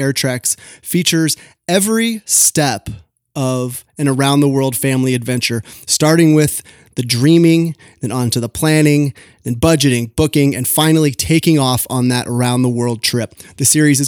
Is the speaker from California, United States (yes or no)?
yes; California, United States; I'm from California